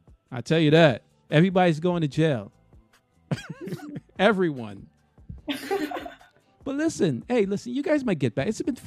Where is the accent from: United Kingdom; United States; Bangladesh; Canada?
United States; New York; I'm from New York.